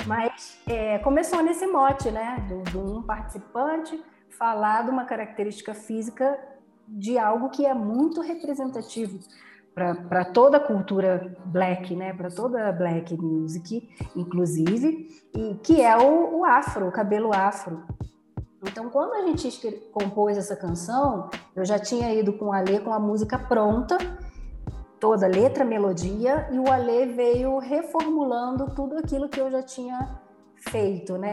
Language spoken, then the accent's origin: Portuguese; Rio de Janeiro, Brazil; also born or lived in Tijuca, Rio de Janeiro; Eu nasci na Tijuca, eu fui criada na Zona Norte, em Irajá